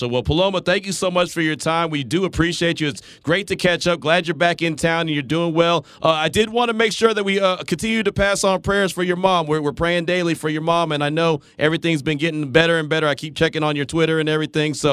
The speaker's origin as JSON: {"language": "English", "region": "Texas", "country": "United States", "said": "you know we came from Texas, so she always"}